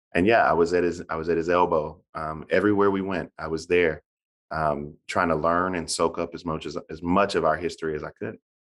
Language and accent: English; Bamberg, South Carolina, United States; I'm a Democrat from South Carolina